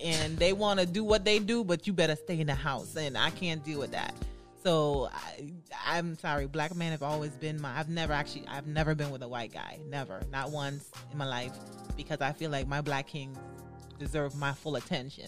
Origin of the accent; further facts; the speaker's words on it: U.S. Virgin Islands; moved away as an adult; now in Florida, United States; I came to um, Florida because I'm from the United States Virgin Islands mm. originally.